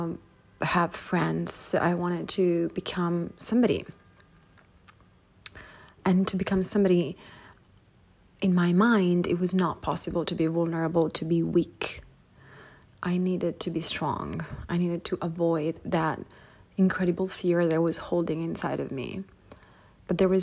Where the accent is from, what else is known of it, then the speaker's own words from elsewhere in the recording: Palermo, Sicily, Italy; moved away as an adult; when I moved out from my hometown in Sicily, Palermo